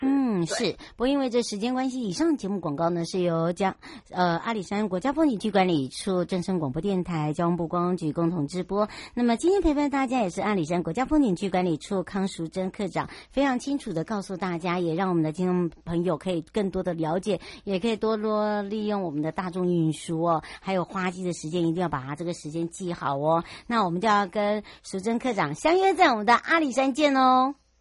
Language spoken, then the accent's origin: Chinese; Hualien County, Taiwan; 花莲，我的故乡